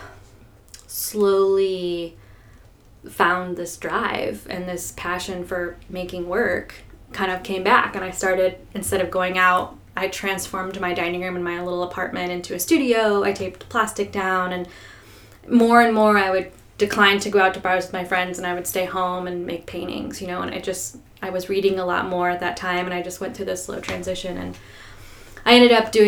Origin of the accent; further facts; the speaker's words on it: northern Indiana, United States; now in Nashville, United States; So, I grew up in northern Indiana, in the middle of nowhere, like Amish country. That is where I grew up and went to high school.